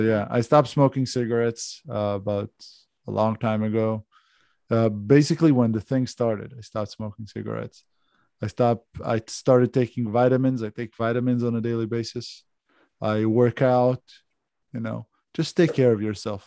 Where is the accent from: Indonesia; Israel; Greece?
Israel; accent: Israeli; English is a second language; now in Australia